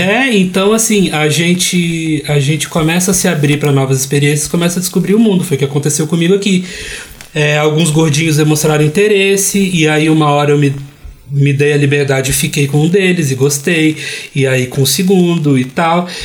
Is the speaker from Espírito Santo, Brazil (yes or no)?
yes; Vitória, Espírito Santo, Brazil; Eu cresci gay e gordo em Vitória, no Espírito Santo